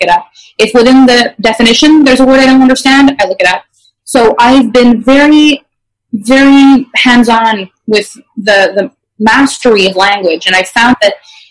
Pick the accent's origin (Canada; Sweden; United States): Canada; first language French; English is a second language; I actually am French Canadian, so English is my second language